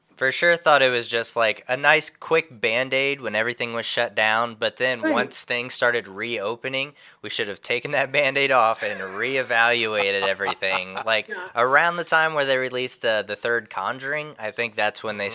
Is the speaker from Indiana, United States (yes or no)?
yes; Indiana, United States; moved away; I'm originally from Indiana, and it's always been a dream of mine to go back to the home state